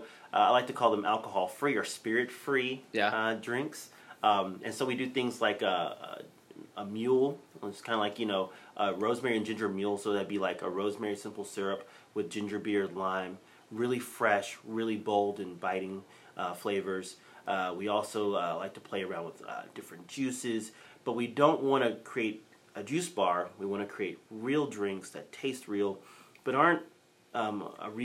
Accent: Texas, United States; growing up in Texas

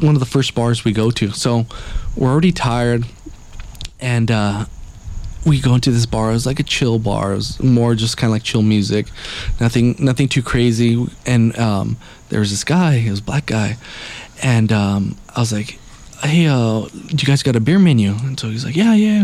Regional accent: Los Angeles, California, United States; two fucking people from L.A.

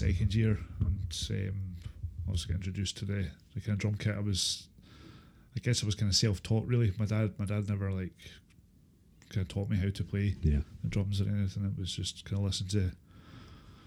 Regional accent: Inverness, Scotland, United Kingdom; moved away as an adult; also born or lived in Aberdeen; now in Glasgow, United Kingdom; I was brought up in Inverness

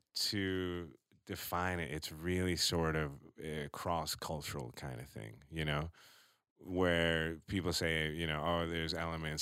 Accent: New York, United States; now in Austin, United States; I'm from New York

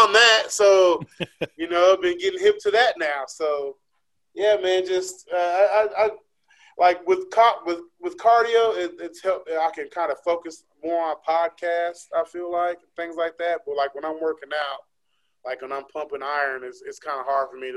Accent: West Coast, United States; I'm from the West Coast

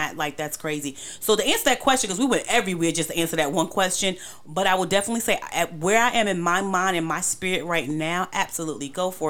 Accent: New York, United States; now in Charlotte, United States; because I came from New York, everything is about protection and survival. So to come to Charlotte and all this space

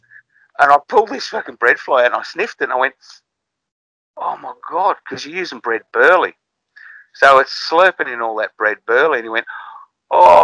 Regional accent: Victoria, Australia; When I was a little kid growing up in Victoria

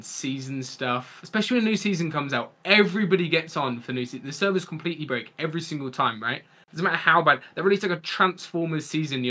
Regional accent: Kent, South East England, United Kingdom; accent: posh southern; also born or lived in Yorkshire; I was born in Yorkshire, but I'm from Kent.

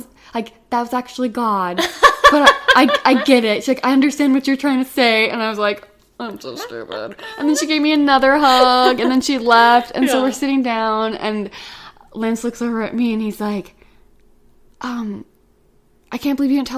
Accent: Texas, United States; I was like, from Texas.

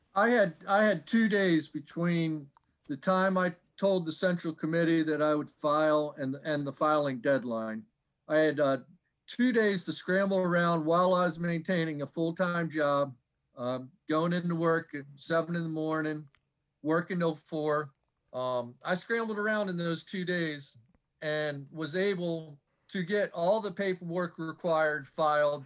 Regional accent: Michigan, United States; moved away as an adult; also born or lived in Newark, Delaware; now in Fair Hill, United States; I grew up in Michigan and moved down to, uh, Newark, Delaware to go to the University of Delaware in nineteen eighty-two

